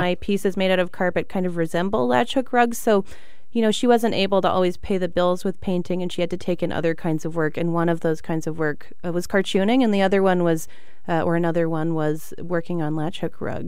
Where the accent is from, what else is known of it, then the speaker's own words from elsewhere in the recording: Victoria, British Columbia, Canada; also born or lived in Montreal; now in Chicago, United States; I'm from Victoria, British Columbia, on Vancouver Island.